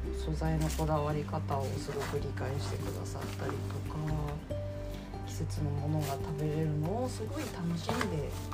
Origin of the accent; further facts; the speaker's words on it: Nagasaki, Japan; now in Fukuoka, Japan; 私は地元は長崎なんですけど